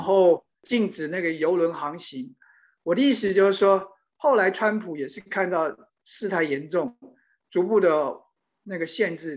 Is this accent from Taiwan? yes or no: yes; Taiwan; moved away as an adult; also born or lived in New York, United States; now in Washington, D.C., United States; 我当然来自台湾，然后也很关心台湾的